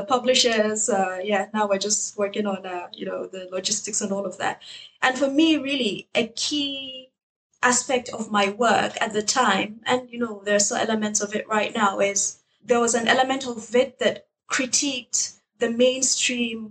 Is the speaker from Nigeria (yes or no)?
yes; Northern Nigeria, Nigeria; moved away as an adult; also born or lived in United Kingdom; I'm originally from Nigeria, from Northern Nigeria